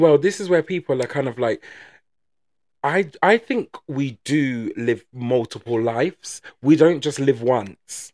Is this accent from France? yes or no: no; England, United Kingdom; we're not very outspoken as English people